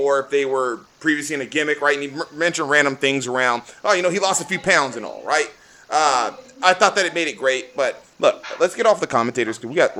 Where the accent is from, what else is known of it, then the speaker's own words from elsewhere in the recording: California, United States; We're from California. We live in California, right?